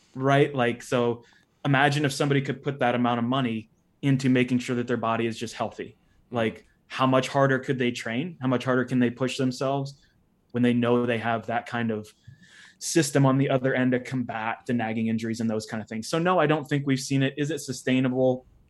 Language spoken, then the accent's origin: English; Uniontown, Ohio, United States; I grew up in Ohio, Northeastern Ohio, specifically a place called Uniontown, Ohio